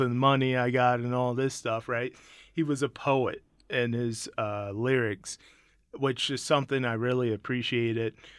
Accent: Mississippi, United States; I'm born from Mississippi, so I'm very blues

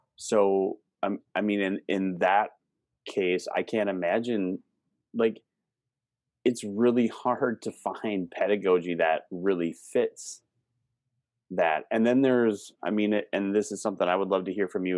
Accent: Wisconsin, United States; now in Minnesota, United States; where I grew up in Wisconsin

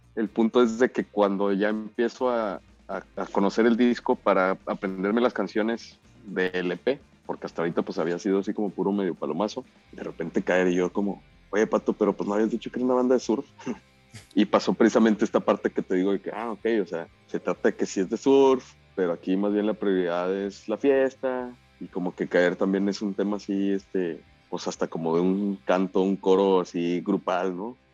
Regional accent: Ciudad Juárez, Chihuahua, Mexico; also born or lived in Monterrey; Yo soy de Ciudad Juárez

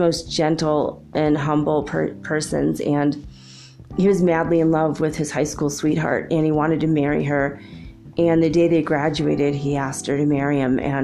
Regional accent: Los Angeles, California, United States; moved away; also born or lived in Minnesota; I grew up in Los Angeles

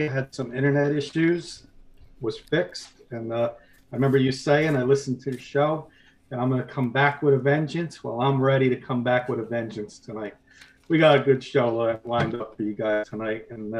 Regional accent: New York, United States; I know we're from New York, Kurt, but I remember in high school, we were in high school in the 90s. We graduated in 93.

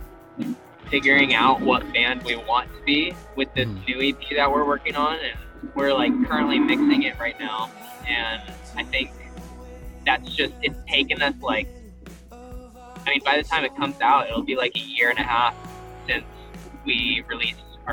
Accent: Southern California, United States; now in Nashville, United States; we're both from Southern California

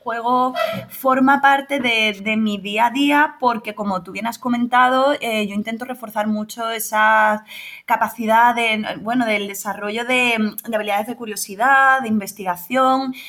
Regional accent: Rota, Andalusia, Spain; yo aquí también en, en mi pueblo, en Rota, provincia de Cádiz

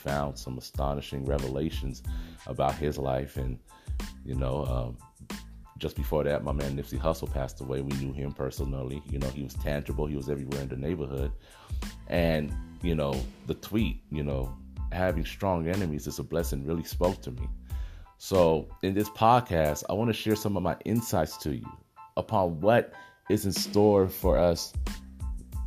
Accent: Los Angeles, California, United States; born and raised in South Central Los Angeles, you know, I've been here my whole life

